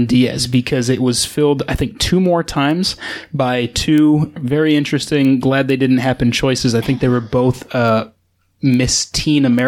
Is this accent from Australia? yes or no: no; England, United Kingdom; As an Englishman